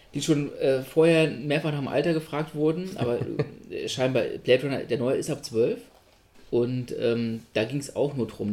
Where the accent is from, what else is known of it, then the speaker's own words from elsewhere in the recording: Göttingen, Lower Saxony, Germany; von Göttingen aus, wo ich gewohnt habe als Kind